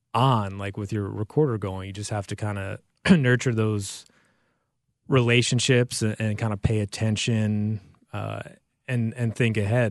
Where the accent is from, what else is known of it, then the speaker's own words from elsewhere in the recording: United States; moved away; I grew up in the New York, New Jersey area